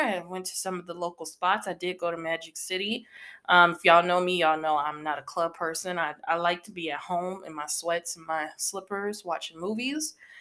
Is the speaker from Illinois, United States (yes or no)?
yes; Northern Illinois, United States; here in Illinois, um, I'm from Upper Illinois, Northern Illinois